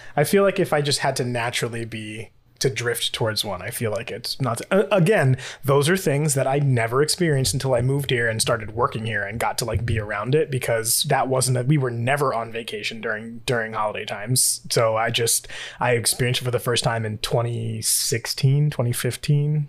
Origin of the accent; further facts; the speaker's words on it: New York, United States; I'm from New York